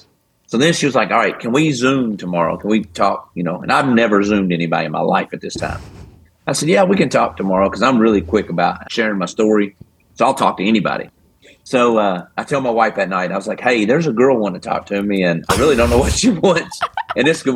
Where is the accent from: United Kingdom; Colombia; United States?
United States; Kentucky; I'm from Kentucky